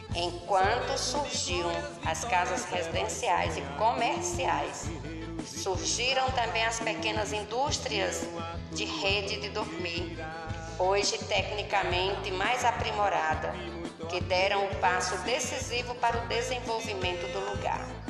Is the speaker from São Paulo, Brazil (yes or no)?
no; São Bento, Paraíba, Brazil; also born or lived in Campina Grande; Apenas nasci em Campina, mas cresci na cidade de São Bento e vivo até hoje